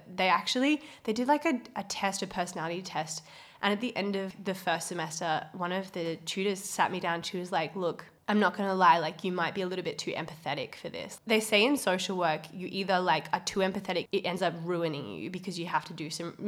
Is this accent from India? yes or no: no; Perth, Western Australia, Australia; born or raised there; also born or lived in Cocos (Keeling) Islands / Scarborough